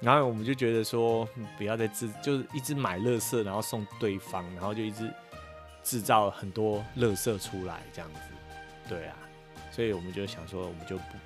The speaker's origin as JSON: {"language": "Chinese", "region": "Taipei", "country": "Taiwan", "tie": "born or raised there", "moved": "yes", "lives_now": "United States", "said": "我是在台北长大，出生跟长大，但是我的爸爸是从嘉义来的"}